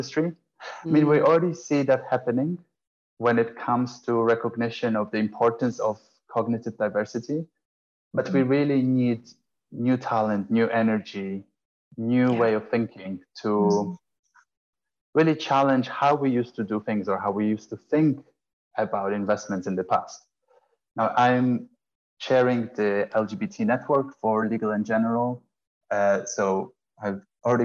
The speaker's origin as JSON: {"language": "English", "country": "Poland", "also_born_or_lived": "Italy", "moved": "as an adult", "lives_now": "London, United Kingdom", "said": "I'm originally from Poland, studied in Italy, and then moved to London in 2009."}